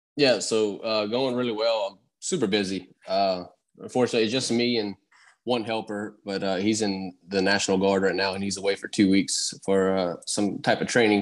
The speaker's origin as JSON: {"language": "English", "town": "Lafayette", "region": "Louisiana", "country": "United States", "said": "I'm from Louisiana"}